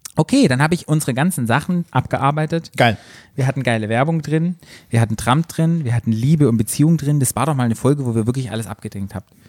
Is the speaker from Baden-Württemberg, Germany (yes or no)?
yes; Black Forest, Baden-Württemberg, Germany; bei uns im Schwarzwald